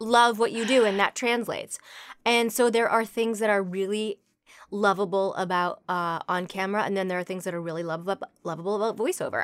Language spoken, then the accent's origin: English; Toronto, Ontario, Canada; now in Los Angeles, United States; I grew up in Toronto